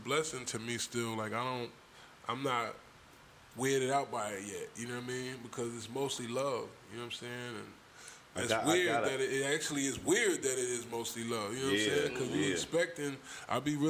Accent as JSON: {"language": "English", "area": "East Orange", "region": "New Jersey", "country": "United States", "tie": "born or raised there", "also_born_or_lived": "Detroit, Michigan / Englewood, New Jersey"}